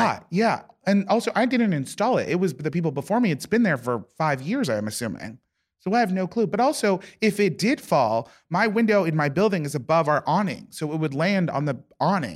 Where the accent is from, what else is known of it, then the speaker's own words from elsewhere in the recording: near Sacramento, California, United States; moved away; my hometown, almost my hometown